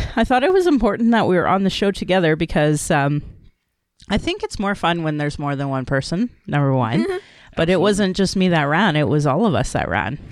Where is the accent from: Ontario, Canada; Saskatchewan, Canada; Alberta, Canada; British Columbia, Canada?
Alberta, Canada; Calgary; I acknowledge my Dene lineage and that I was born in Calgary